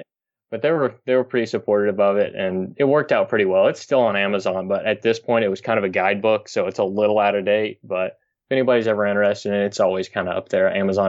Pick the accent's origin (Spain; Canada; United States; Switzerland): United States; Kentucky; I'm from Kentucky. So we always used to load up